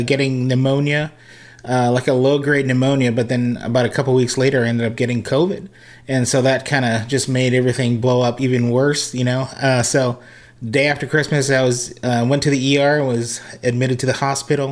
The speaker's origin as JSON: {"language": "English", "region": "Hawaii", "country": "United States", "tie": "born or raised there", "also_born_or_lived": "Las Vegas, Nevada / Redding, California", "moved": "yes", "said": "I was originally from Hawaii and born and raised as a musician"}